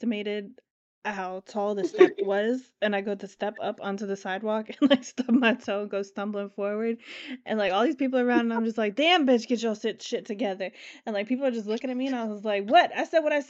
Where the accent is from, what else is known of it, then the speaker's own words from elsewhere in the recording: Florida, United States; I'm from Florida